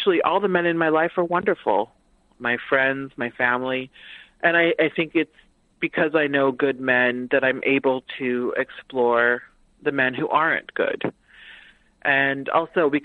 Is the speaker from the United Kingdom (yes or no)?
no; United States; I'm the daughter of immigrants. So I grew up Haitian American and I grew up Black in America.